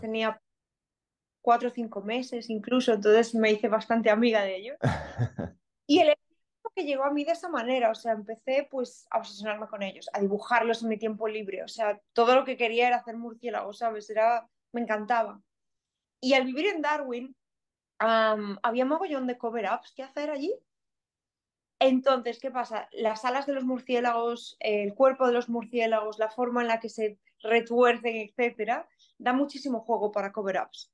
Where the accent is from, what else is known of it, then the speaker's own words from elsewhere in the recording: A Coruña, Galicia, Spain; accent: Galician; moved away as an adult; also born or lived in South Korea / Finland / Canada; now in Melbourne, Australia; yo soy de Coruña, soy de una ciudad relativamente pequeña